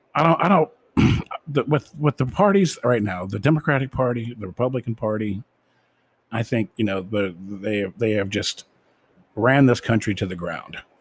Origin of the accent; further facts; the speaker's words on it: United States; as an American myself